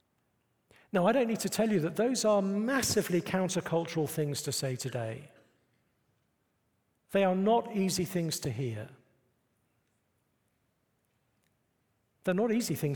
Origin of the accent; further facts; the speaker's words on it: United Kingdom; moved away as an adult; now in United States; I'm British